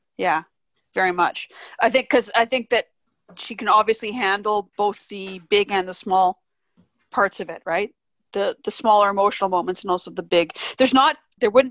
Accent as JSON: {"language": "English", "town": "Vancouver", "region": "British Columbia", "country": "Canada", "said": "I'm from Vancouver."}